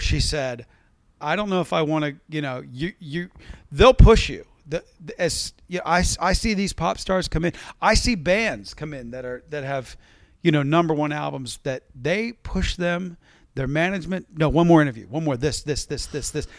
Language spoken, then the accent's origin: English; West Virginia, United States; also born or lived in Baltimore, Maryland / Pittsburgh area, Pennsylvania; growing up in West Virginia